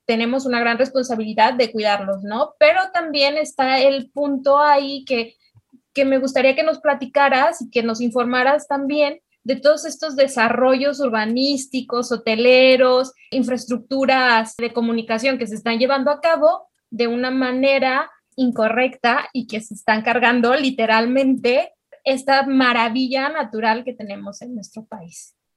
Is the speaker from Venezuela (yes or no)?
no; Mexico; las tres somos mexicanas